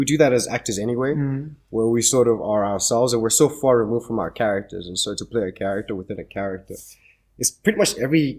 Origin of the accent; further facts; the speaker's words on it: South Africa; We as South African actors and African actors generally